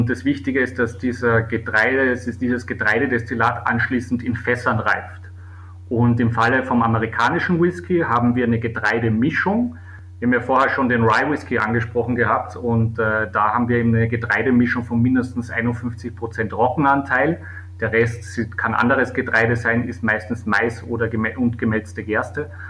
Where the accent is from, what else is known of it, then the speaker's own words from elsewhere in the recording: Weissensee, Carinthia, Austria; äh, der Ort, wo ich aufgewachsen bin und wo ich äh, jetzt mal den Sommer verbringe.